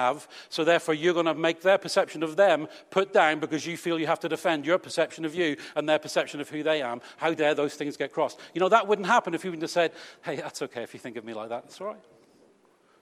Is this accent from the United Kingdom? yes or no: yes; United Kingdom; we're British.